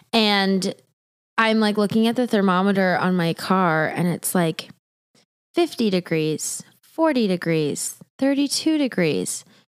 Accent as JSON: {"language": "English", "region": "Montana", "country": "United States", "tie": "born or raised there", "moved": "yes"}